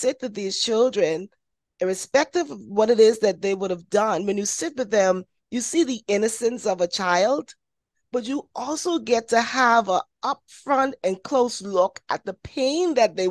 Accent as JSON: {"language": "English", "country": "Bahamas", "said": "I'm from the Bahamas."}